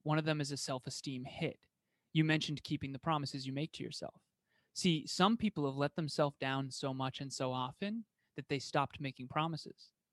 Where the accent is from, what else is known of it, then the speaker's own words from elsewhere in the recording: Massachusetts, United States; first language English; born in Massachusetts, like I was